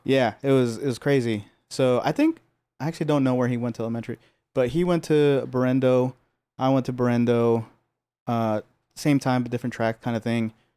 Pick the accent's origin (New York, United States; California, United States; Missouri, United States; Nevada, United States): California, United States; Los Angeles; I was born and raised here. I grew up in Pico Union